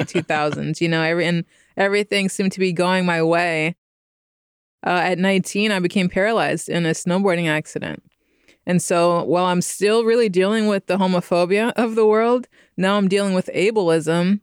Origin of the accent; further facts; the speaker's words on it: Stockton, California, United States; moved away as an adult; also born or lived in Philadelphia, Pennsylvania; now in Bay Area, United States; until I moved to Stockton, California. So I'm from the 209